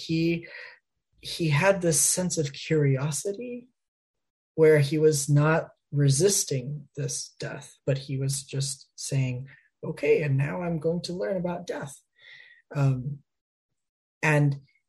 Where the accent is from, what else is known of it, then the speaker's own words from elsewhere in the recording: Miami, Florida, United States; now in Ohio, United States; I grew up in Miami, Florida